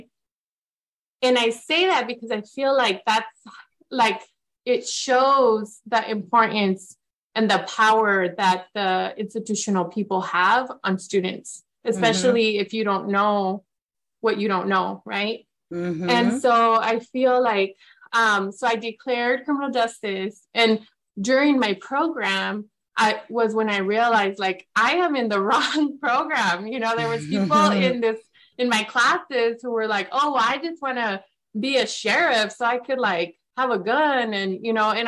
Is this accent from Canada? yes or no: no; near Grandview, Yakima Valley, Washington, United States; I went to the Grandview campus, which was the small satellite campus that was near my hometown